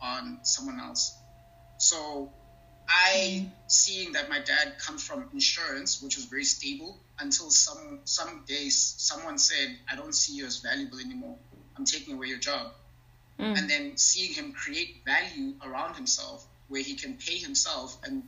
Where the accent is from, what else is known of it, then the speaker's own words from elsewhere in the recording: Eastern Cape, South Africa; I'm originally from Ebizan, which is a very rural area in Eastern Cape. It's like a small town, actually.